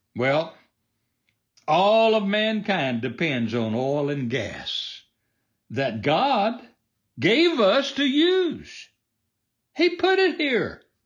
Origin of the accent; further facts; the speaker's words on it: United States; I was born in America, the land of the free.